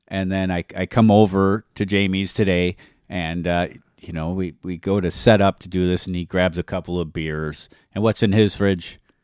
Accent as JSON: {"language": "English", "region": "Wisconsin", "country": "United States", "said": "we're from Wisconsin"}